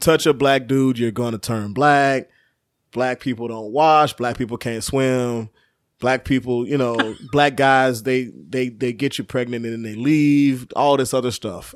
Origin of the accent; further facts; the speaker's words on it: Chicago, Illinois, United States; I was from Chicago